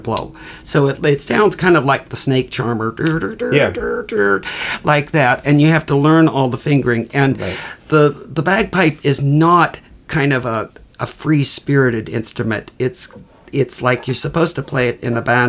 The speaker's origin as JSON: {"language": "English", "town": "Seattle", "region": "Washington", "country": "United States", "tie": "born or raised there", "said": "I grew up here in Seattle"}